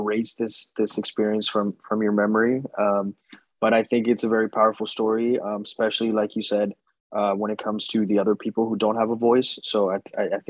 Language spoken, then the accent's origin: English; United States; I'm American